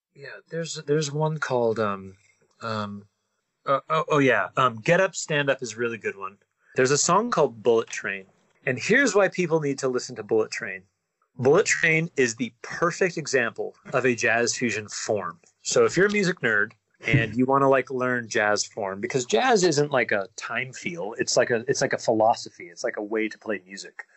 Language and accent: English; near Salt Lake City, Utah, United States; moved away as an adult; now in California, United States; I grew up Mormon in Utah